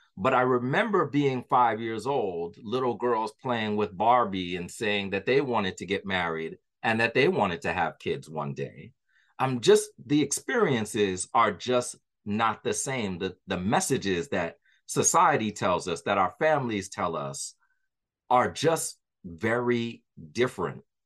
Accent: New York, United States; my history growing up in New York

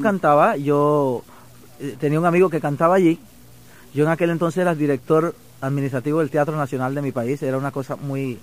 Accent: Caimito, Chiriquí, Panama; moved away as an adult; also born or lived in Panama City, Panama; now in Miami, United States; me crié en un, campito de mi pueblo que se llama Caimito

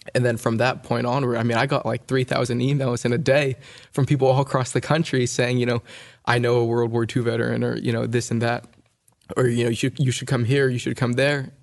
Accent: California, United States; I, my sister and I were born and raised in California.

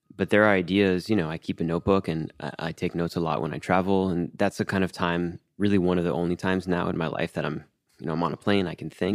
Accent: Miami, Florida, United States; moved away as an adult; I, I grew up in Miami

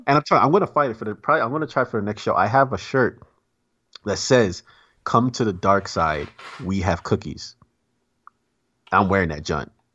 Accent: New York, United States; moved away; I'm from New York.

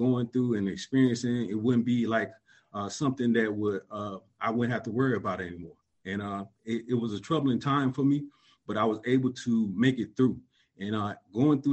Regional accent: Columbus, Georgia, United States; moved away; I'm originally from Columbus, Georgia. I grew up in a single-parent home

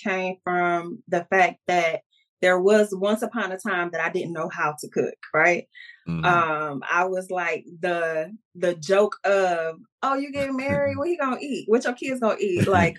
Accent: Detroit, Michigan, United States; now in Northwest Indiana, United States; born and raised in Detroit, now currently in Northwest Indiana, been here for years now.

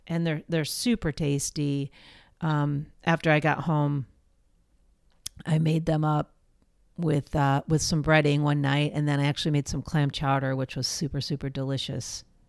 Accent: East Coast, United States; moved away; growing up on the East Coast

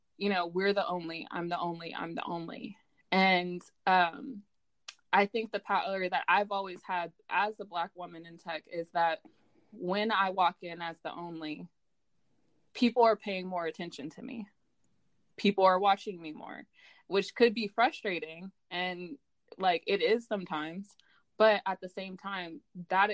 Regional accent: Stockton, California, United States; I'm from Stockton

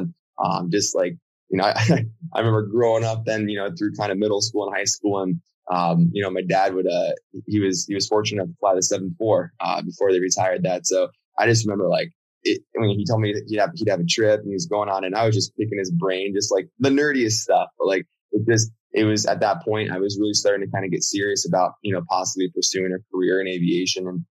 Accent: Miami, Florida, United States; also born or lived in Virginia; So I was born in Virginia. My dad was based out there in Dulles. My mom was as well. And then we moved down to United at that point, so had a Miami base. And so we moved down to Miami, Boca Raton.

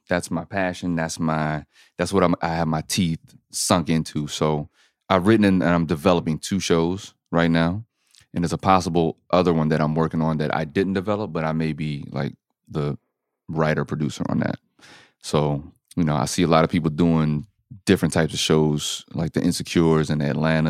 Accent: Germany; See, I grew up in Germany, so I never identify with any specific team. I'm an Army brat.

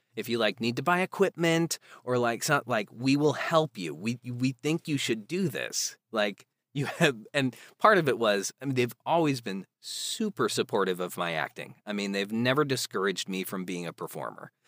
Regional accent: outside Chicago, Illinois, United States; there was a children's theater group in my town that I grew up in outside Chicago

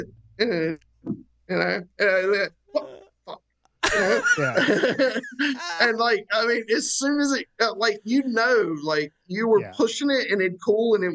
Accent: North Carolina, United States; when you're from here

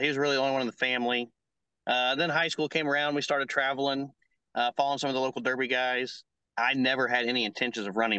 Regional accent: Griggsville, Illinois, United States; Griggsville, my hometown

